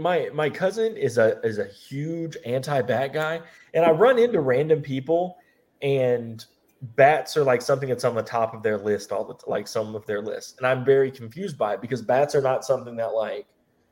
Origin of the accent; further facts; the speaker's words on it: Midwest, United States; I'm from the Midwest.